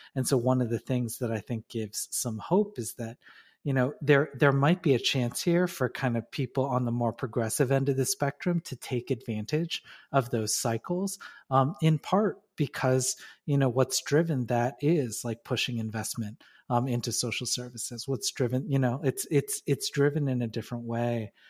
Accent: Detroit, Michigan, United States; also born or lived in New York; now in Chicago, United States; I was born in Detroit. I live in Chicago.

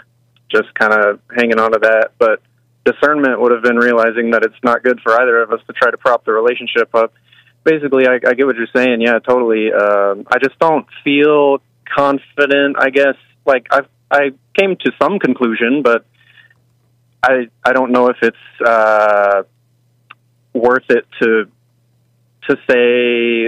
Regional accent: Texas, United States; I'm from Texas, right. Born and raised.

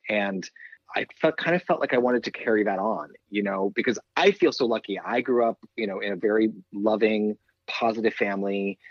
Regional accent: East Coast, United States; I grew up on the East Coast

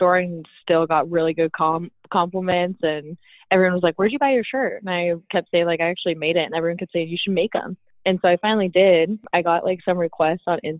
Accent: Costa Mesa, California, United States; also born or lived in Irvine, California; I live here in Orange County in Irvine, born and raised in Costa Mesa

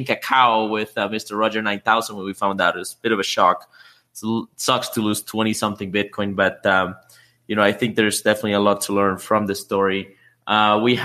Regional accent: Canada; I know there's a few fellow Canadians out there in the audience. I am one

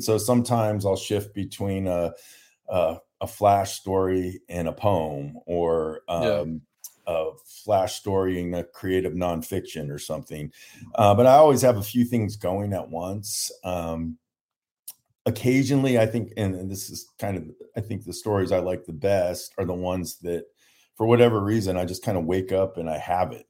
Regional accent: San Diego, California, United States; So I grew up in San Diego and then

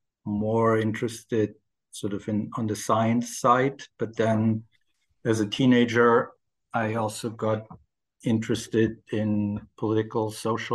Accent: Ulm, Baden-Württemberg, Germany; accent: German; English is a second language; moved away as an adult; also born or lived in United States; now in London, United Kingdom; I'm from Germany. I grew up in a small town called Ulm in the south of Germany

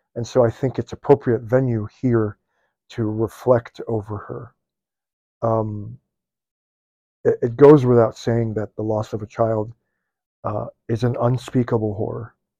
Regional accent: Midwest, United States; I'm born and raised in the Midwest

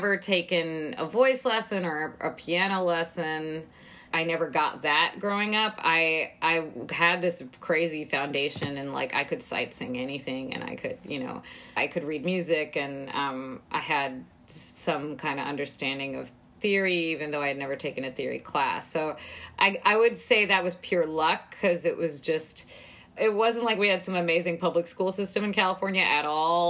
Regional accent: India; now in United States; as an Indian immigrant, first generation

